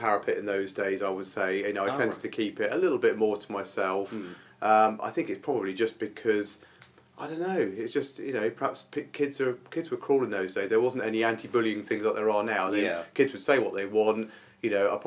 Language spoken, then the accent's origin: English; Isle of Wight, South East England, United Kingdom; I grew up on the Isle of Wight